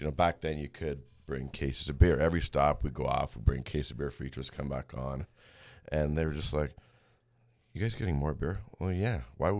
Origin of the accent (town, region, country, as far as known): Mississauga, Ontario, Canada; born or raised there